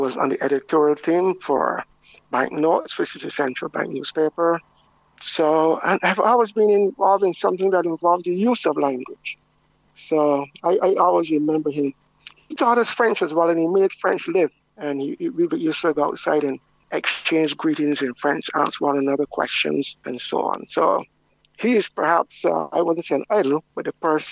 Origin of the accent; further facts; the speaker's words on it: Christ Church, Barbados; I grew up in Christchurch.